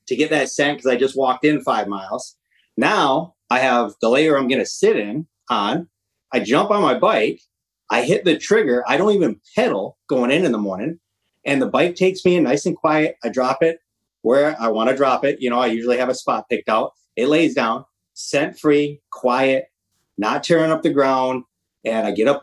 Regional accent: Michigan, United States; now in Washington, United States; I'm a Midwest. I'm originally from Michigan. I live in Washington now

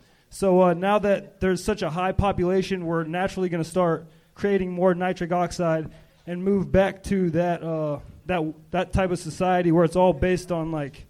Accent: Atlanta, Georgia, United States; moved away as an adult; now in Los Angeles, United States

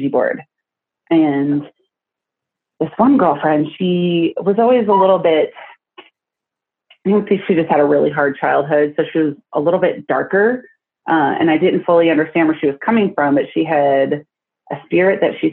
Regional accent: Iowa, United States; now in Tucson, United States; my old house where I grew up in Iowa

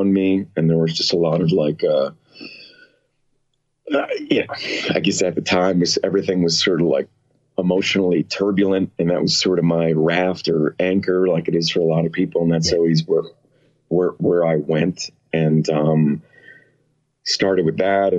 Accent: West Orange, New Jersey, United States; moved away as an adult; now in Austria; I'm from New Jersey

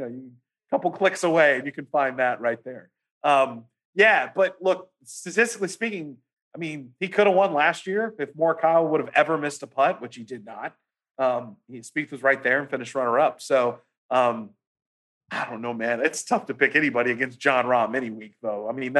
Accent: Houston, Texas, United States; I'm from Houston.

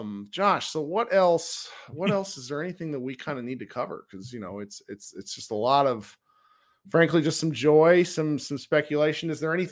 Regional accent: Missouri, United States; born there; I was born in Missouri.

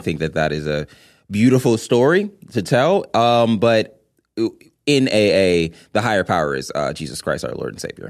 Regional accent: Los Angeles, California, United States; a native Angeleno

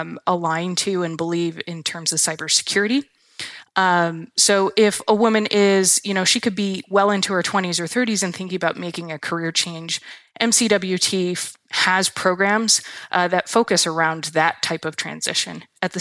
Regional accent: Michigan, United States; I am from Michigan. I've grew up here. I have family here. I have strong roots in the Midwest.

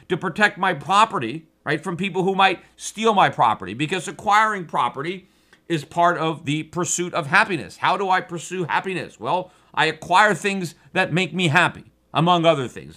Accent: United States

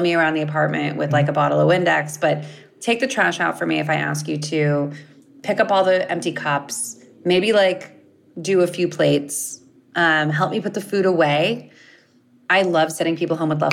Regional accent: Los Angeles, California, United States; I grew up in LA and we didn't have like a slice joint

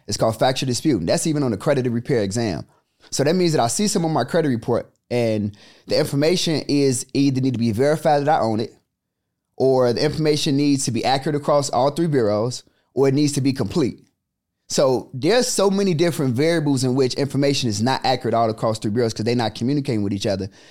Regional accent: Chicago, Illinois, United States; born and raised in the South Side of Chicago

